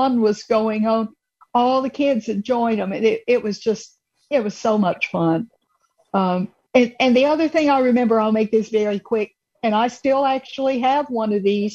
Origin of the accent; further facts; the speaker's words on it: Atlanta, Georgia, United States; growing up in the Atlanta area